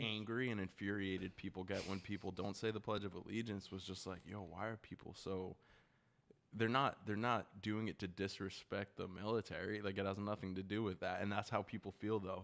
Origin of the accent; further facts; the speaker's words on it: United States; I'm an American